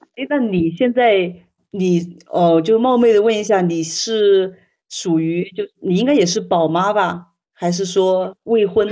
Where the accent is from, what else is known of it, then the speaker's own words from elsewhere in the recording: Hubei, China; 我老家是湖北的